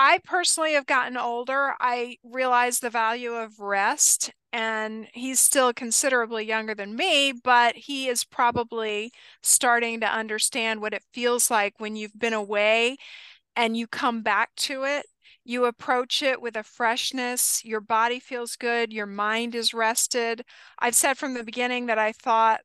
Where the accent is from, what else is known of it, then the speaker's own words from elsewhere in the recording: United States; I'm ugly American